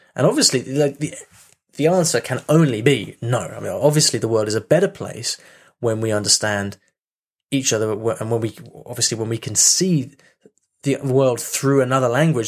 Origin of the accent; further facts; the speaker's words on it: United Kingdom; me being British